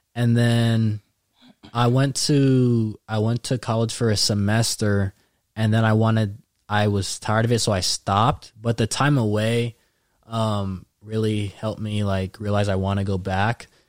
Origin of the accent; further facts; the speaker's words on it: Daly City, California, United States; also born or lived in San Mateo, California / Rocklin, California; I was born there. Went to elementary school there